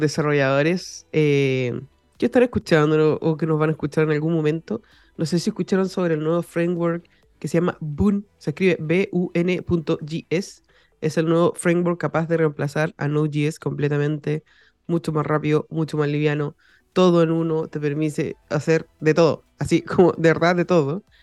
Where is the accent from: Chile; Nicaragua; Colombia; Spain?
Chile; also born or lived in United States; yo cuando nací estaba en Estados Unidos, entonces como que ahí ya estaba todo. Pero obviamente como guagua no tenía idea qué, qué, estaba pasando, pero sí me traje la taripa para Chile